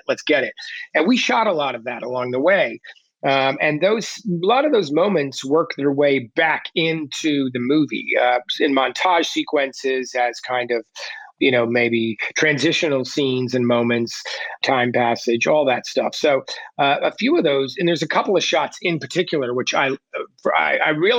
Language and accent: English; New Jersey, United States; moved away as an adult; also born or lived in Boston; I didn't come from any sort of artistic background. So none of that was my plan. I was a kid from Jersey